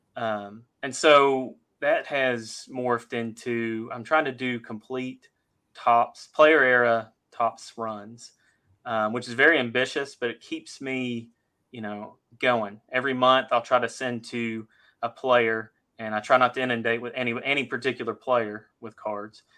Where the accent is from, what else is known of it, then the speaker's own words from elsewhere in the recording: Fort Worth, Texas, United States; I grew up in Fort Worth, Texas